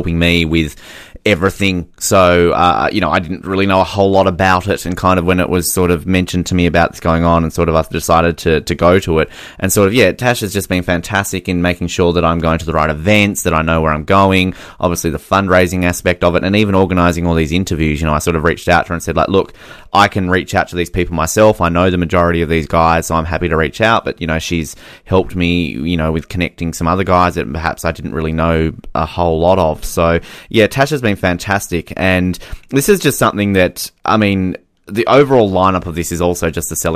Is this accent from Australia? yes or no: yes; Australia; I'm Australian